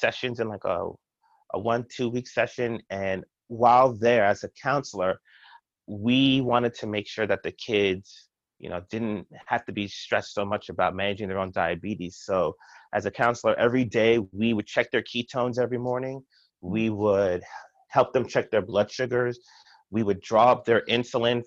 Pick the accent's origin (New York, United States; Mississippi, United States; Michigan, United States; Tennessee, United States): New York, United States; New York City; moved away as an adult; also born or lived in Indiana / Pittsburgh / Chicago; now in Baltimore, United States; I'm originally from Brooklyn, New York